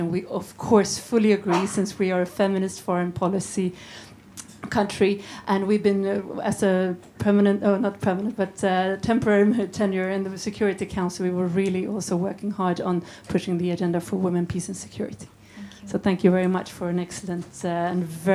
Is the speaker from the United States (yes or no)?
no; Sweden; I'm from Sweden